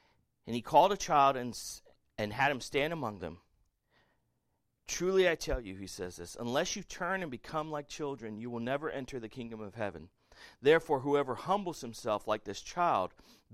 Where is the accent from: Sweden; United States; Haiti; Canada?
United States; the South; I was raised in the South